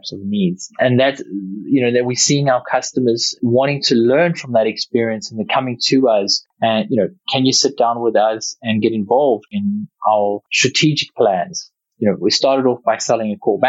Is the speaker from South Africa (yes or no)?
yes; South Africa; growing up in South Africa